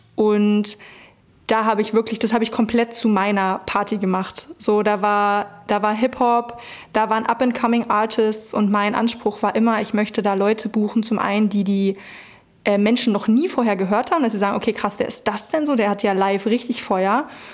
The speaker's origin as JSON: {"language": "German", "region": "Brandenburg", "country": "Germany", "also_born_or_lived": "Berlin", "moved": "as an adult", "said": "ich komme aus Brandenburg, dann war Berlin natürlich nicht weit"}